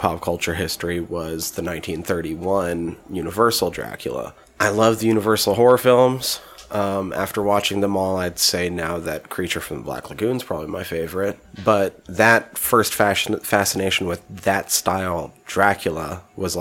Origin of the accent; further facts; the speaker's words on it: Montana, United States; I grew up in a very, like, rural part of the United States